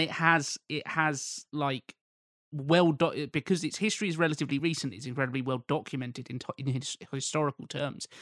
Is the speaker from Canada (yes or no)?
no; United Kingdom; I'm British